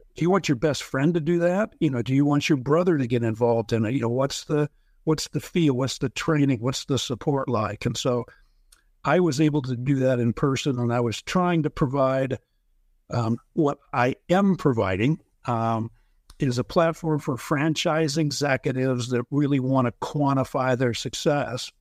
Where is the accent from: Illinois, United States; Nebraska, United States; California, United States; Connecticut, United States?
Nebraska, United States; Lincoln; moved away as an adult; also born or lived in Dallas, Texas; moved back to Lincoln, Nebraska, opened three locations in four years.